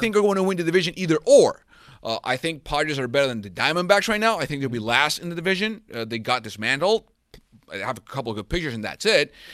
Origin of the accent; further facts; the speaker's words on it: Venezuela; also born or lived in San Diego; now in United States; I'm from Venezuela, and this is the first market I got to work here in the United States.